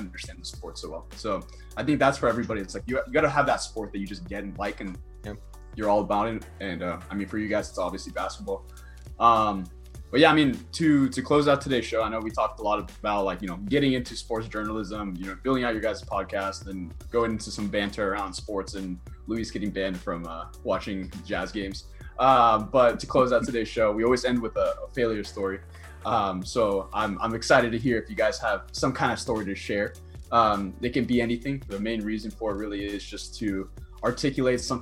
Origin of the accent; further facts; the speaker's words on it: Finland; moved away; I'm originally from Finland, like that's our sport is hockey. Like that's why I grew up loving hockey